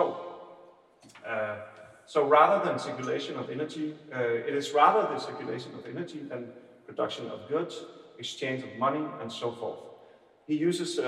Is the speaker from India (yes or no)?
no; Aarhus, Central Denmark Region, Denmark; accent: Aarhus; English is a second language; I have an Aarhus accent when I'm talking English